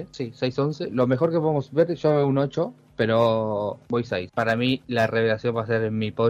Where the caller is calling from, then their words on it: Madrid, Community of Madrid, Spain; Hola Eagles, eh … de Madrid, España.